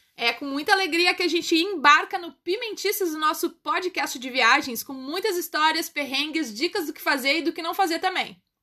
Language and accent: Portuguese; Brazil; O taxista não reconheceu meu sotaque e perguntou de onde eu era. Eu falei que era brasileira.